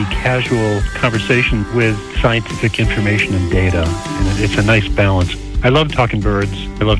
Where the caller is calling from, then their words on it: Barrington, Rhode Island, United States; I'm calling from Barrington, Rhode Island.